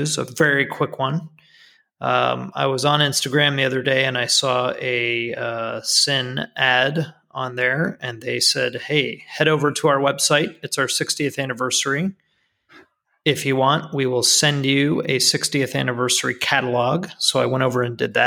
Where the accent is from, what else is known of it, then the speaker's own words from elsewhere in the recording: United States; as an American